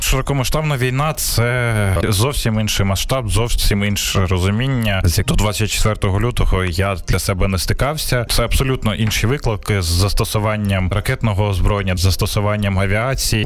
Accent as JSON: {"language": "Ukrainian", "region": "Kyiv", "country": "Ukraine", "said": "я киянин"}